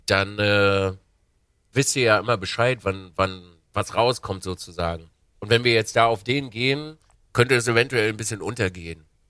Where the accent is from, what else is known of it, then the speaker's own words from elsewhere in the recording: Binz, Mecklenburg-Vorpommern, Germany; also born or lived in Wismar; als kleiner Bub bin ich äh, an der Ostsee groß geworden, in Binz